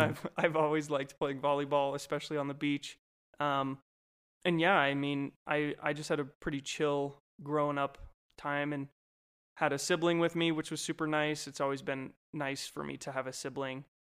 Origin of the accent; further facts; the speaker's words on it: Golden, Colorado, United States; also born or lived in California / Idaho / Minnesota; I grew up totally from Colorado in a small town called Golden, was where I primarily grew up